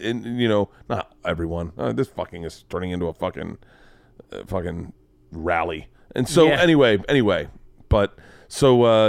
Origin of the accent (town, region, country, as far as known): Florida, United States; born or raised there